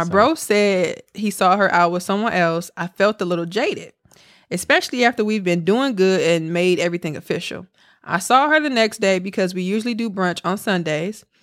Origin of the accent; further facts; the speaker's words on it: College Park, Georgia, United States; now in Philadelphia, United States; I'm from College Park, Georgia, but I currently live in Philly.